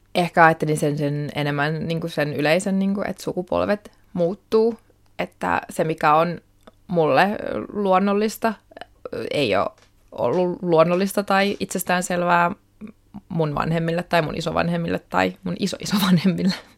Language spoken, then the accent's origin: Finnish; Helsinki, Uusimaa, Finland; Mä oon syntynyt Helsingissä, olen siis kotoisin täältä